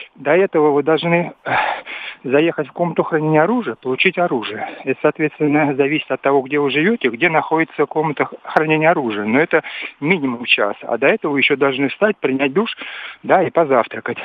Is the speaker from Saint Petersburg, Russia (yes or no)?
no; Moscow, Russia; я москвич, работаю в Москве и живу в Москве